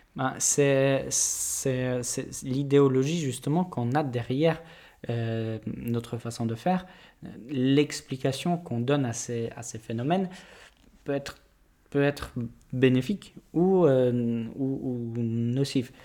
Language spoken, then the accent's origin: French; Poland; moved away; je suis polonais.